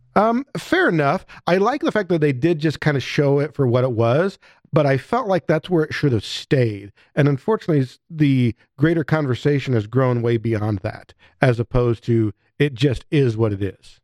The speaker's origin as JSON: {"language": "English", "country": "United States", "said": "as an American"}